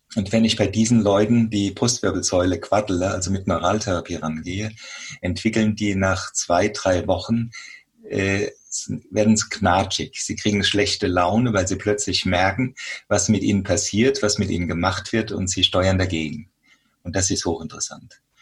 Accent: Germany; hier bei uns in Deutschland

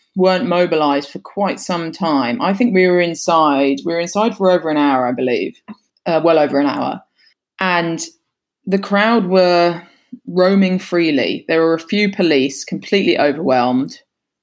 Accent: United Kingdom; accent: English; being British

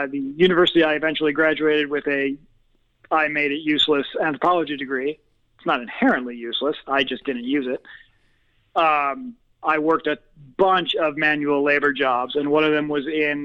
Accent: Chicago, Illinois, United States; accent: Midwest; also born or lived in London, England; I was born in London, England, to American parents. When I was about two, we moved to the suburbs of Chicago, and that is where I grew up

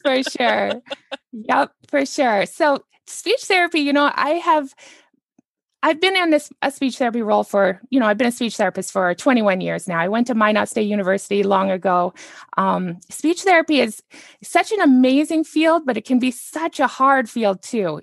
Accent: Canada; now in United States; I'm actually a Canadian and I live here in the United States

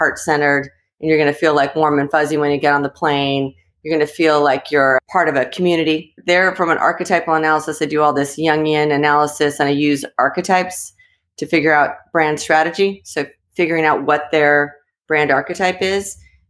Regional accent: Southern California, United States; moved away; also born or lived in New York; I grew up in Southern California, right by a very fancy mall.

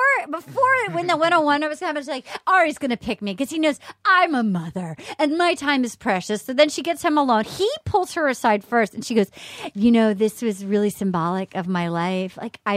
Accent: New England, United States; I'm from New England.

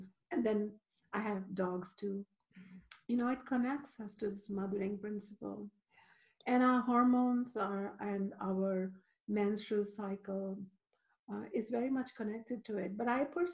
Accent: India; moved away; I grew up in India where the divine feminine is still alive

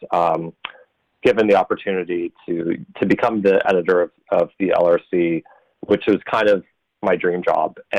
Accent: Nebraska, United States; moved away as an adult; now in Canada; I'm from Nebraska originally. I moved here in 2005, and I became a citizen in 2015.

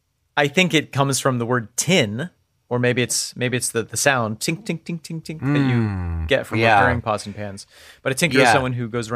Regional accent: United States

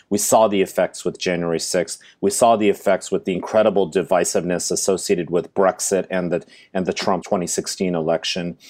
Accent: Silicon Valley, California, United States; I'm from Silicon Valley. I went to the same high school as Steve Jobs

